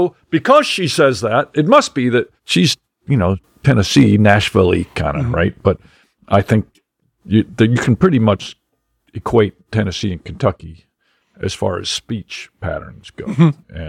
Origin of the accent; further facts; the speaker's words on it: Belgium; But I was from Belgium, so I was waffle face.